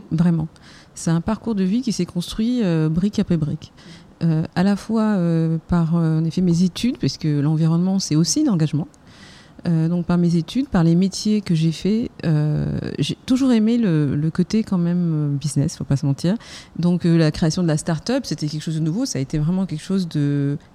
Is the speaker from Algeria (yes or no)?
yes; Algeria; also born or lived in Germany; Mon père était officier dans l'armée française et euh, je suis originaire euh, d'Algérie. Mon père a combattu pour la France, donc je suis fille de harki. Et j'ai grandi dans un univers aussi internationale puisque j'ai passé toute mon adolescence en Allemagne.